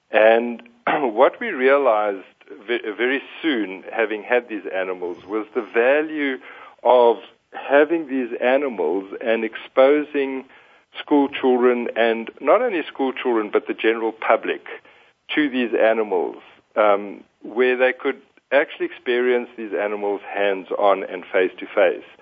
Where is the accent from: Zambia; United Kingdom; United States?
Zambia; Northern Province; probably the most influential part in my life was growing up in Zambia, in northern Zambia. Um, I spent a good part of my formative years in the Bangweulu swamps.